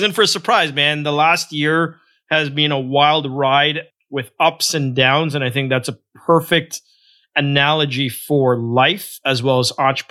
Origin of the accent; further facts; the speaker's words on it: Toronto, Ontario, Canada; also born or lived in Guyana; I grew up in a rough neighborhood in a suburb of Toronto called Scarborough, more specifically a place called Malvern